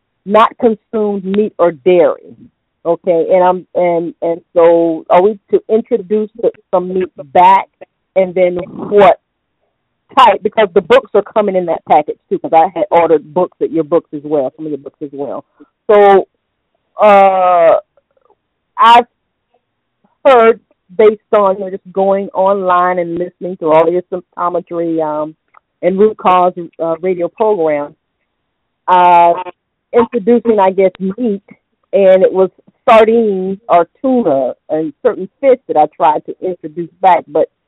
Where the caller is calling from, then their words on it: Tampa, Florida, United States; I'm calling from Tampa.